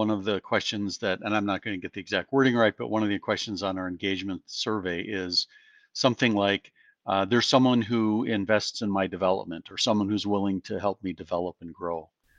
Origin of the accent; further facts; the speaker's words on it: Utah, United States; she's from India, I'm from Utah